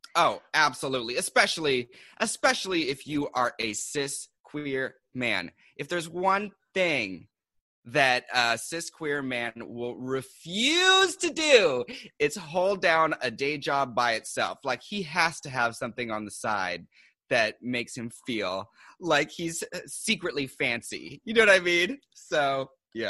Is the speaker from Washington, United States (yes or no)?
yes; Seattle, Washington, United States; now in New York, United States; I'm originally from Seattle. Um, and I came here to do publishing